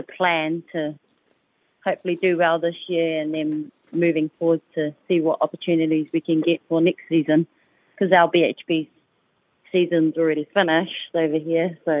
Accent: New Zealand; now in Gold Coast, Australia; I'm originally from New Zealand

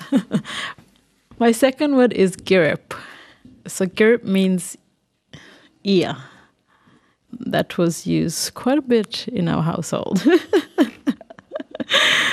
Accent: Thursday Island, Queensland, Australia; I was born and bred on Thursday Island.

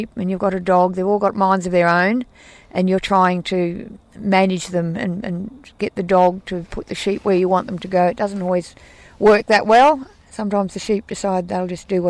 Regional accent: Western Australia, Australia; I'm from Cogin up in Western Australia.

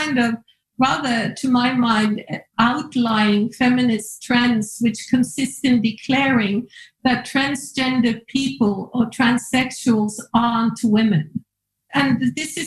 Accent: Norway; Me growing up in Norway

